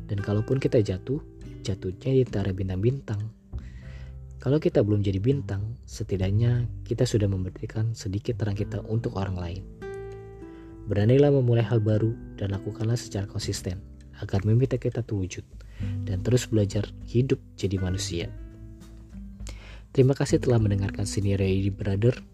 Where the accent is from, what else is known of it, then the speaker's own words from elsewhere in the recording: Jakarta, Indonesia; Gue lahir dan besar di Jakarta.